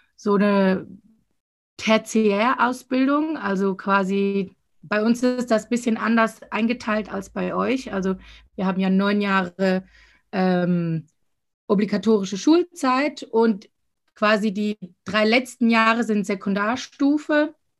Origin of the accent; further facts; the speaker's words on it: Winterthur, Zurich, Switzerland; ich komme aus Winterthur